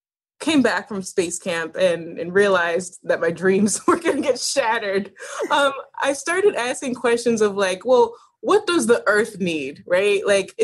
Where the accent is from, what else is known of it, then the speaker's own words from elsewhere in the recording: Buffalo, New York, United States; So I came back to Buffalo in time for high school, and I wanted to just stay, right?